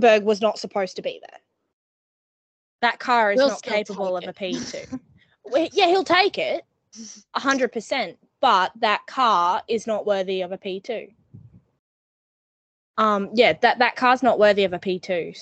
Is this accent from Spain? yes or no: no; New Zealand; I say this as a Kiwi